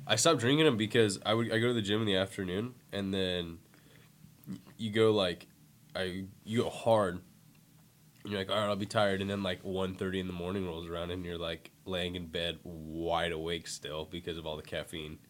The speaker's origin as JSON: {"language": "English", "area": "San Francisco Bay Area", "region": "California", "country": "United States", "said": "I'm from the Bay Area"}